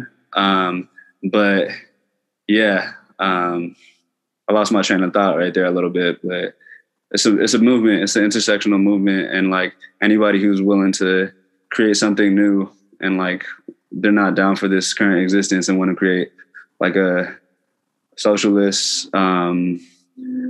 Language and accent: English; West Inland Empire, California, United States; we're from the West IE, and I think like me and Michaela both just move back